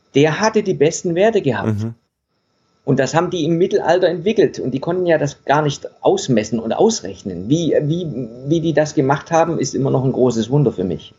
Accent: Stuttgart area, Baden-Württemberg, Germany; moved away as an adult; now in Denmark; ursprünglich komme ich aus dem Stuttgarter Raum. Ja. Das ein bisschen teilweise, ne? Und bayerisch, äh, äh, baden-württembergischen Raum, in dem Raum bin ich groß geworden

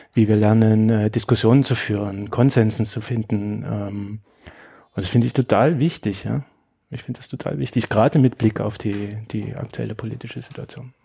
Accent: Germany; Also ich bin in der DDR aufgewachsen

